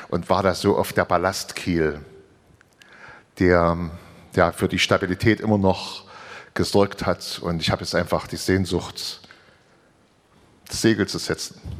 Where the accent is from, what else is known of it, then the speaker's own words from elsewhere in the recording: Saarland, Germany; ich komme aus